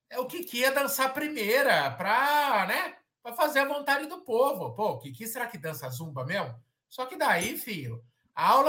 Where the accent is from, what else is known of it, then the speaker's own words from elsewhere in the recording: São Paulo, Brazil; é, não é algo que eu penso por enquanto, assim, levar para outro estado, é, até porque todos nós somos de São Paulo, né?